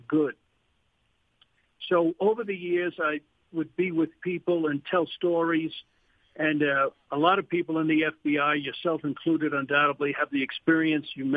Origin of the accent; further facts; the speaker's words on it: New York City, New York, United States; moved away; I grew up in New York City